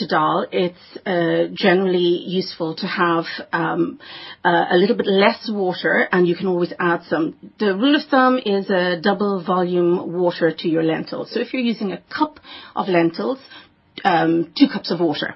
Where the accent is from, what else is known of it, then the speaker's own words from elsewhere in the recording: Dublin, Leinster, Ireland; accent: Irish; also born or lived in Durban, South Africa; now in South Africa; I was born in Durban, South Africa. I was raised in Dublin. I hail from Dublin. I'm extremely Dublin